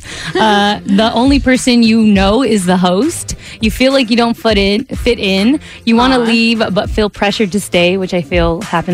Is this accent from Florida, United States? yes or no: no; Los Angeles, California, United States; growing up in LA, there's no homes here with basements.